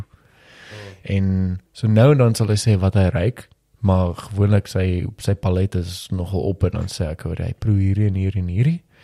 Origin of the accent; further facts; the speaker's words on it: Pretoria, Gauteng, South Africa; Ek het groot geword in Valhalla.